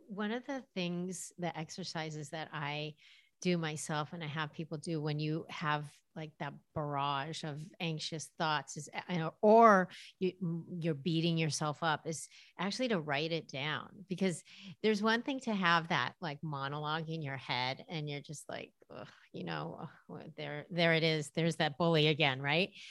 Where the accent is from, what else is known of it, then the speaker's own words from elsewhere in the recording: Los Angeles, California, United States; I grew up in Los Angeles, and that probably says a lot about just the culture I was raised